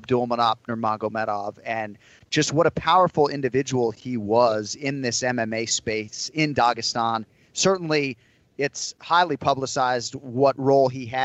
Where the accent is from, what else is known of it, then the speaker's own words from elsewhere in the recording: Massachusetts, United States; Kenny and I were growing up in Massachusetts